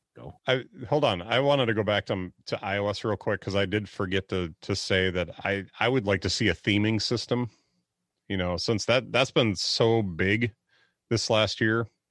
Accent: Wisconsin, United States; I'm from Wisconsin.

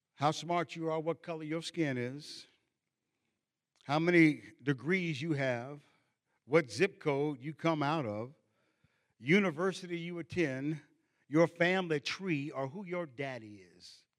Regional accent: Cincinnati, Ohio, United States; growing up in Cincinnati, a large northern industrial city

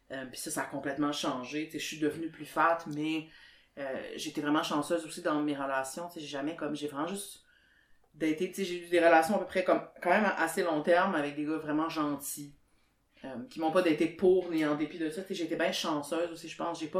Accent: Sherbrooke, Quebec, Canada; moved away as an adult; now in Montreal, Canada; je viens de Sherbrooke

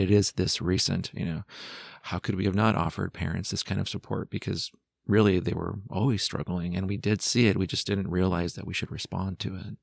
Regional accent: San Jose, California, United States; I'm from San Jose, California

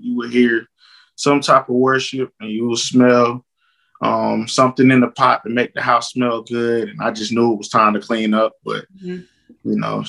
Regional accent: South Carolina, United States; also born or lived in Jacksonville, North Carolina / Cuba / Virginia; I was born in Jacksonville, North Carolina. But I was raised, I would say, mainly in South Carolina.

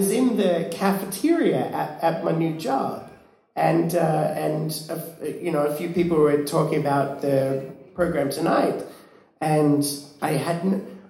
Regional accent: Australia; now in Iceland

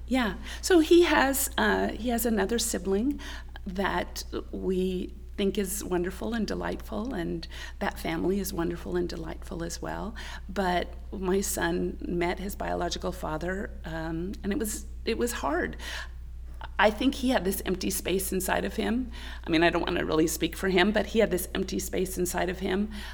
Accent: Clovis, California, United States; also born or lived in Burlingame, California / Sanger, California / Tennessee; I was born in Burlingame, California, but my mother hated the Bay Area. That's where oh, my father okay. was from. So we moved to uh, the central San Joaquin Valley, and I actually grew up in Clovis, California

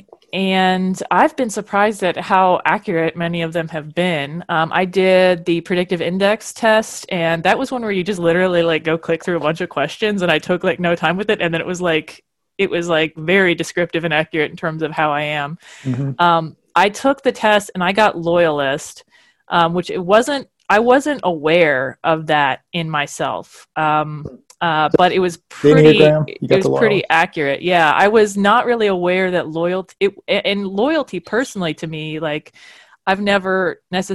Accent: Kentucky, United States; moved away; also born or lived in Louisville; I'm from Kentucky

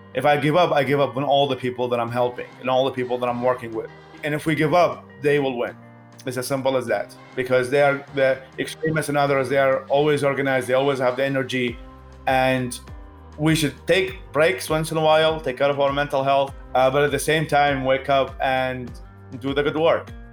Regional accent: Baghdad, Baghdad Governorate, Iraq; English is a second language; moved away as an adult; also born or lived in Babylon, Iraq; now in United States; I'm originally from uh, Babylon in Iraq, and I was raised in Baghdad in the capital city

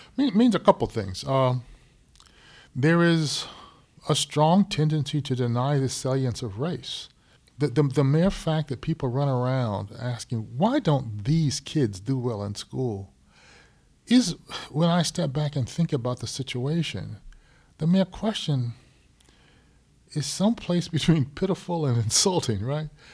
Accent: Syracuse, New York, United States; growing up in Syracuse

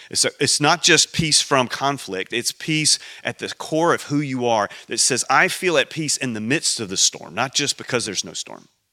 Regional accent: United States; I'm an American

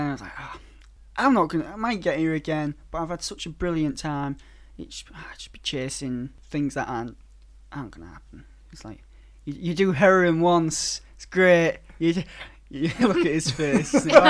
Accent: Hull, Yorkshire and the Humber, United Kingdom; And I come from Hull, unfortunately.

